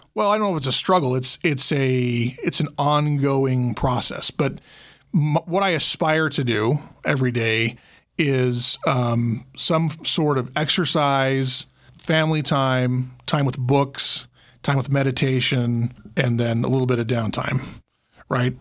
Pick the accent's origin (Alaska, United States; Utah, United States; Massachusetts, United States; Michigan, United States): Utah, United States; Logan; now in Las Vegas, United States; I grew up in Logan, Utah. That's north of Salt Lake.